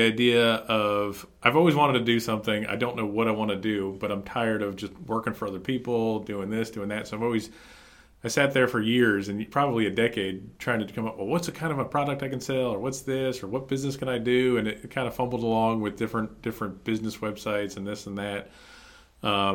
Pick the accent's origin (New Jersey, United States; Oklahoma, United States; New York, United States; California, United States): New Jersey, United States; moved away as an adult; now in North Carolina, United States; I'm originally from New Jersey, just wanted to get the heck out of New Jersey. Took a job opportunity down here with a customer.